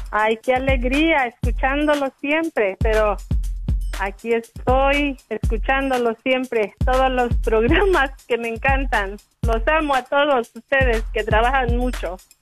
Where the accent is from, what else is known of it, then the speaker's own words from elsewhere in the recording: Arriaga, Chiapas, Mexico; moved away; Yo soy de Chiapas y, y allá es tiempo caluroso. Eh, soy de la costa de Chiapas, Arriaga, Chiapas